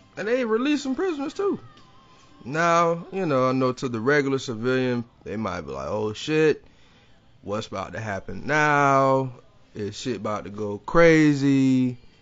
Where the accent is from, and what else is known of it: Jacksonville, Florida, United States